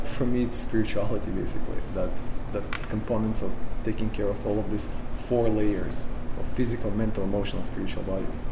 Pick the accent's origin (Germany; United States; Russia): Russia; Sakhalin Oblast; English is a second language; moved away; I grew up in the Soviet Union, so any re- the only religion we have is communism.